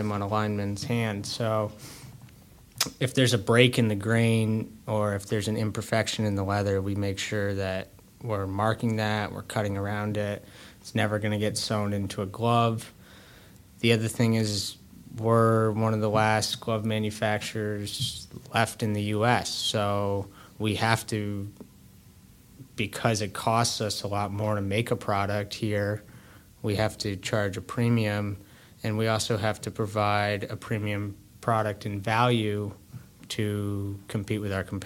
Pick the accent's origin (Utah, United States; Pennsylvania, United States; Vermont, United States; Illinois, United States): Vermont, United States; Brookfield; I grew up in Brookfield, Vermont, which is one town over from Randolph